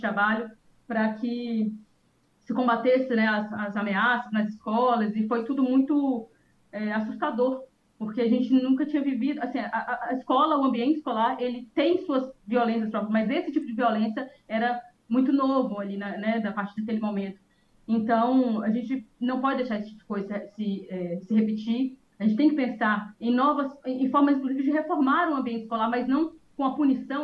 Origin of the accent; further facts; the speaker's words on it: Minas Gerais, Brazil; now in Espírito Santo, Brazil; Eu sou mineira